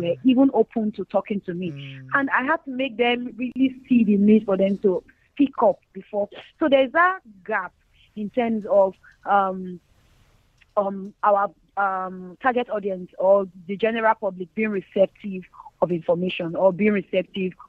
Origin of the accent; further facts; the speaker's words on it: Nigeria; speaking from the reality of Nigeria and as a Nigerian